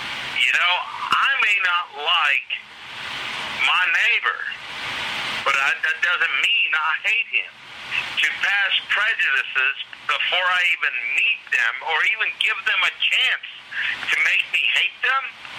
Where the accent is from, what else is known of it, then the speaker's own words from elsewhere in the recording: Yonkers, New York, United States; I'm from Yonkers.